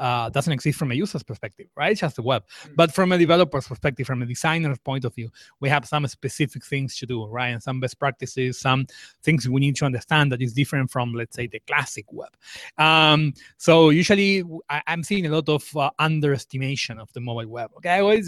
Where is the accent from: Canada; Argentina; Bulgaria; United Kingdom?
Argentina; I'm from Argentina. I'm based in Argentina.